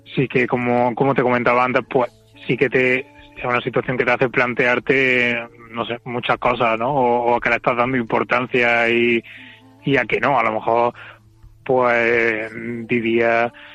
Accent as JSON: {"language": "Spanish", "town": "Córdoba", "region": "Andalusia", "country": "Spain", "also_born_or_lived": "Madrid", "moved": "as an adult", "lives_now": "Córdoba, Spain", "said": "soy de aquí, soy de Córdoba y me fui allí a trabajar"}